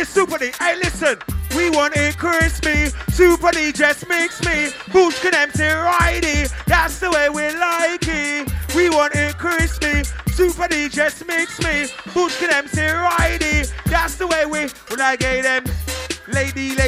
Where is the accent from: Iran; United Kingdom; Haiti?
United Kingdom; London; I'm in my hometown, Archway